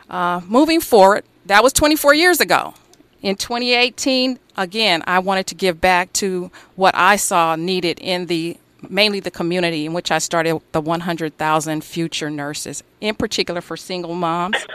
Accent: Los Angeles, California, United States; Growing up in South Central

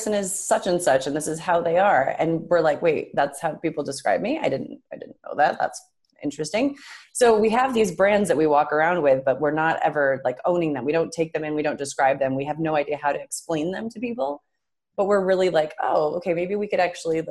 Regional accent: Western New York, United States; I'm from Western New York

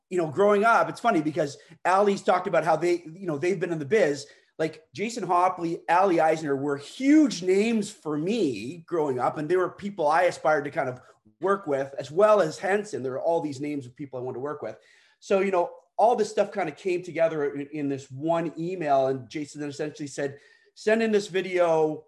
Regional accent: Canada; I'm Canadian

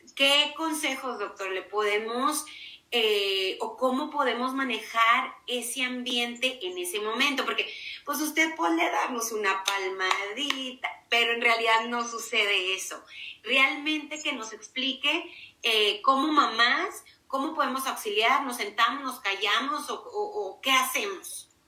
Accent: Mexico; así somos los mexicanos

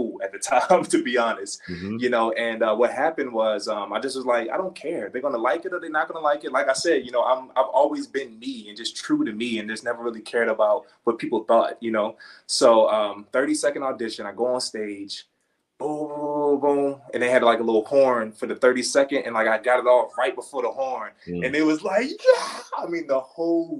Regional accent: Baltimore, Maryland, United States; growing up in Baltimore. I'm from Baltimore.

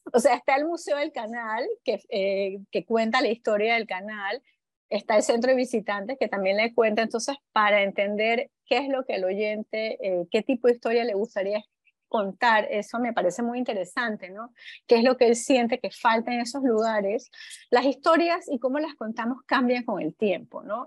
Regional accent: Panama; nosotros como panameños

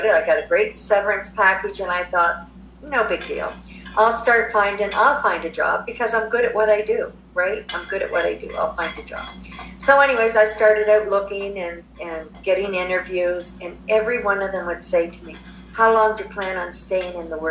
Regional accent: New Brunswick, Canada; moved away as an adult; also born or lived in Alberta, Canada; now in Mexico; I'm originally from New Brunswick, Canada. Moved to Alberta in 2006

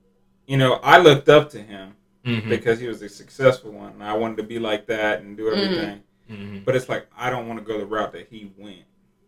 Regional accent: Columbus, United States; I've been raised around, you know, I was raised up here in Columbus for the most part.

